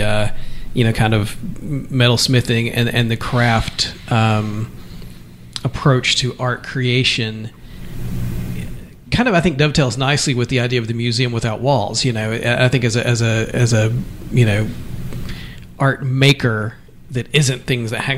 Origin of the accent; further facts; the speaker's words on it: Eastern Kentucky, United States; now in New Bedford, United States; I'm from Eastern Kentucky and deep in the Appalachian Mountains